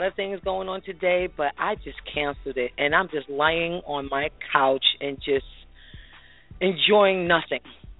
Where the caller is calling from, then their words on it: Jersey City, New Jersey, United States; I'm calling from Jersey City, New Jersey.